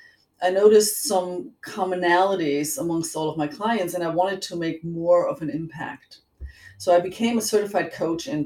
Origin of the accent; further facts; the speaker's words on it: Germany; accent: German; moved away; I was born and raised in Germany